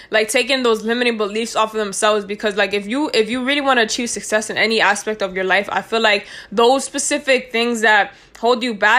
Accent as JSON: {"language": "English", "region": "New York", "country": "United States", "moved": "yes", "said": "we're from New York"}